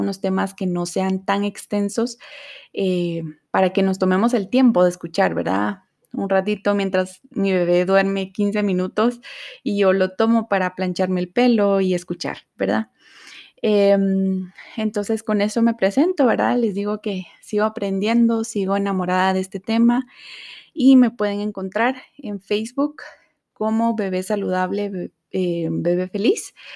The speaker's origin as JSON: {"language": "Spanish", "country": "Guatemala", "said": "soy de Guatemala"}